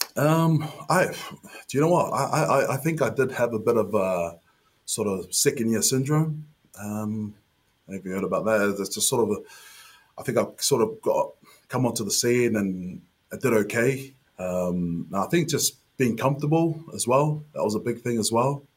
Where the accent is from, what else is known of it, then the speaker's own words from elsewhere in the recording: Auckland, New Zealand; moved away as an adult; also born or lived in Wigan; play for my hometown club uh, in front of my family, my friends, my schoolmates.